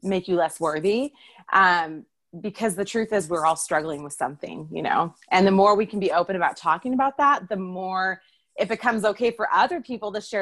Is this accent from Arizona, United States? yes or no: no; Oregon, United States; I grew up in Oregon.